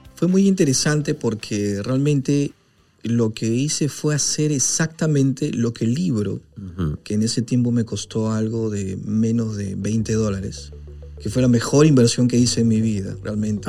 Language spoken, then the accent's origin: Spanish; Peru